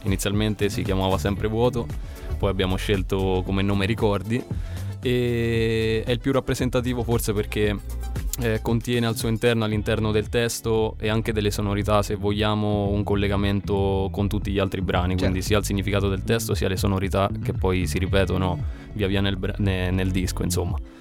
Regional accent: Todi, Umbria, Italy; Veniamo da Todi

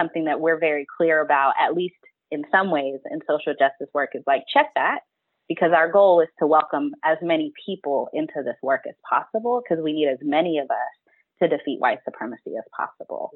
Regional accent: Texas, United States; moved away; also born or lived in Kentucky; I'm from Texas, I've lived in Kentucky, my people are from Alabama.

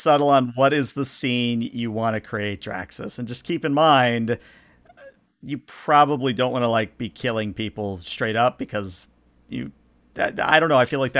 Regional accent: the South, United States; Hey, I'm from the South. I know what that means.

